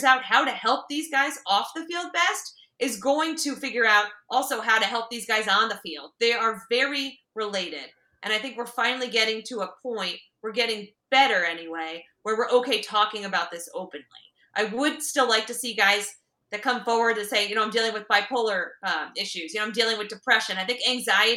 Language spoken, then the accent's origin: English; Connecticut, United States; now in Maryland, United States; I'm from Connecticut